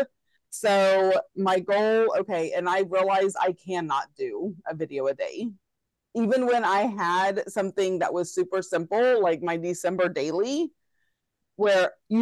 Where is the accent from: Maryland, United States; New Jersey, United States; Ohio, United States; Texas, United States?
Texas, United States; me being a Texan